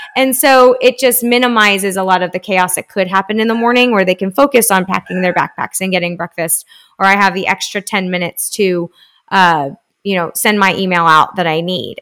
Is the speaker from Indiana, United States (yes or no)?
no; Spring, Texas, United States; now in Austin, United States; I grew up in Houston, uh, it's spr-, right outside, uh, in spring in Northwest Houston.